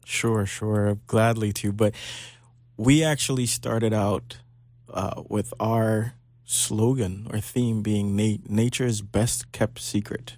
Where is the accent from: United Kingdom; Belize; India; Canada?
Belize; now in Florida, United States; I was born in Belize and tempered in Florida. So I spent half my life in Belize